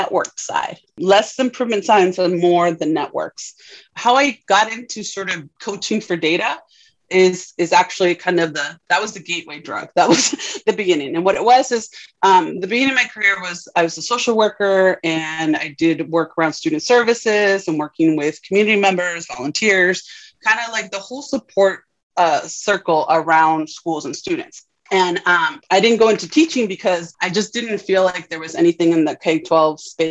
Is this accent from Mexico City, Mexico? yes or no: no; Tijuana, Baja California, Mexico; now in United States; I am Mexican. So I grew up in Tijuana, very proud of being from Tijuana. And of course, then that makes me an immigrant to the US